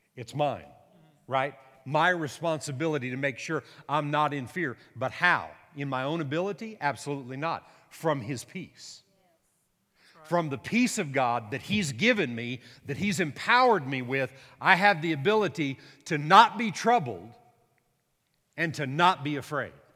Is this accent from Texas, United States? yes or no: yes; Texas, United States; I'm a Texan